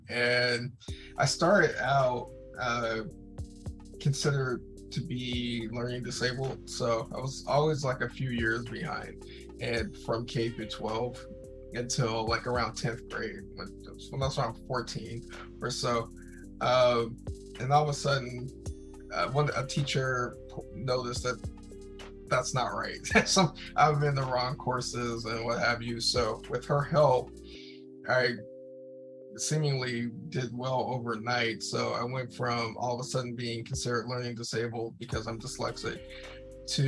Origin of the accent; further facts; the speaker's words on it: United States; born and raised in the United States